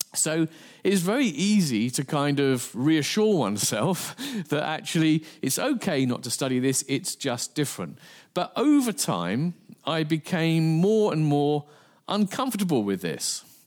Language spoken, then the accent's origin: English; England, United Kingdom; I'm from England